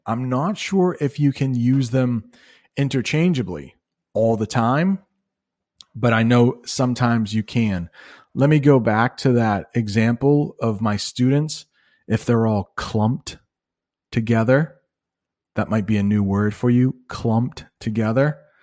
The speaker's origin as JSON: {"language": "English", "country": "United States", "said": "As an American"}